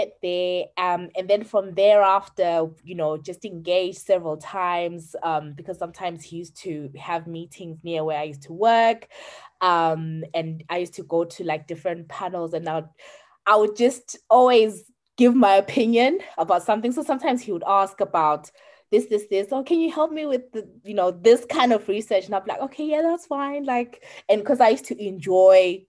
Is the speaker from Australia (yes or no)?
no; Zimbabwe